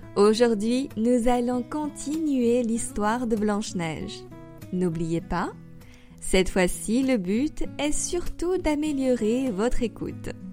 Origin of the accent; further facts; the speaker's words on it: France; also born or lived in Paris; Je suis française et j'habite à Paris. J'enseigne le français sur Weixin depuis deux ans maintenant